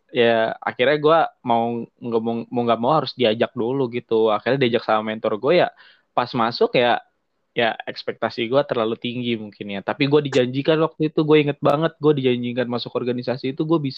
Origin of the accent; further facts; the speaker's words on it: Tangerang, Banten, Indonesia; now in Serang, Indonesia; gue perantau bro gue perantau ibaratnya dari Tangerang ke Serang gitu kan nggak ada orang tua